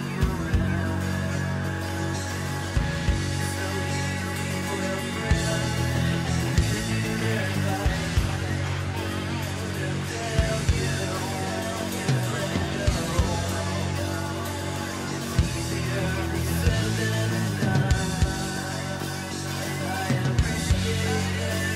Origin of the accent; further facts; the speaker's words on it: New York, United States; now in Los Angeles, United States; who live in LA here as a New Yorker